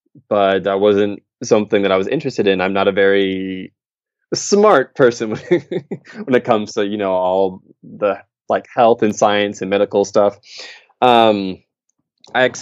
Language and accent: English; Michigan, United States; moved away as an adult; also born or lived in Ohio / Beijing, China / Sendai, Japan; now in Tokyo, Japan; I'm from Michigan in the U.S., where I lived, you know, all the way up through high school.